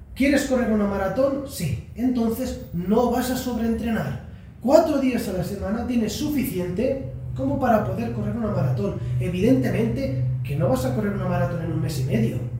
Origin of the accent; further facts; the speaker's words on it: Barcelona, Catalonia, Spain; vengo de Barcelona